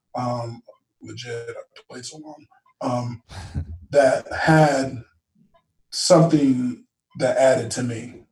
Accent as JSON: {"language": "English", "town": "Tustin", "region": "California", "country": "United States", "tie": "born or raised there", "said": "I was born and raised in Tustin"}